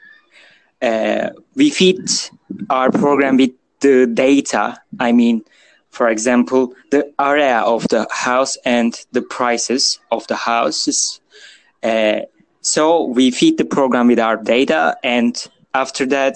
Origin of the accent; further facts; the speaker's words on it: Turkey; I'm a student from Turkey